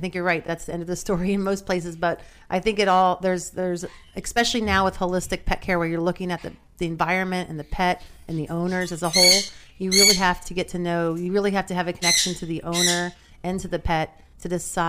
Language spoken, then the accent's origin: English; Kentucky, United States; now in New Jersey, United States; I'm originally from Kentucky.